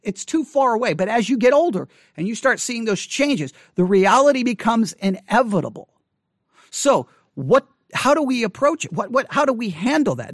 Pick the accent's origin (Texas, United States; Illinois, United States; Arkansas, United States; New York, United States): Texas, United States; Buffalo Gap; as I was growing up in Buffalo Gap